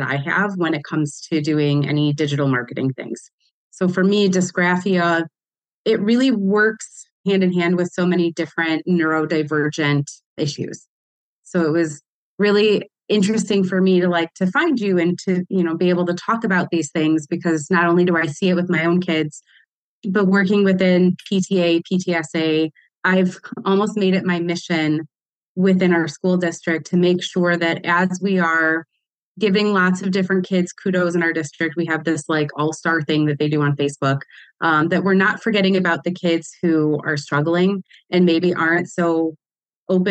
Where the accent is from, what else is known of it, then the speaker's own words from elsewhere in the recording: Detroit, Michigan, United States; I grew up here in Metro Detroit